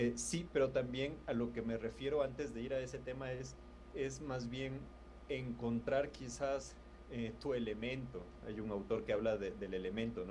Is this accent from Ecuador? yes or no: yes; Quito, Pichincha, Ecuador; moved away as an adult; also born or lived in Lima, Peru; now in Bogotá, Colombia; soy de Quito, Ecuador